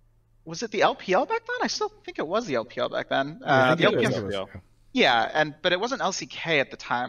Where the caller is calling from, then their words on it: Atlanta, Georgia, United States; I am normally in LA, but I'm currently in Atlanta.